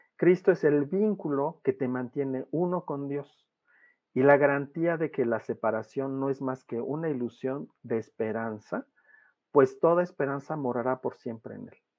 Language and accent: Spanish; Mexico; soy mexicano